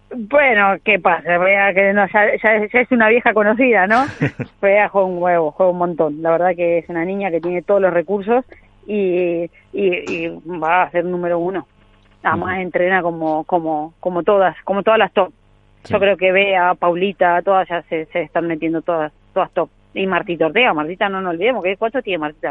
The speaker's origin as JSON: {"language": "Spanish", "country": "Argentina"}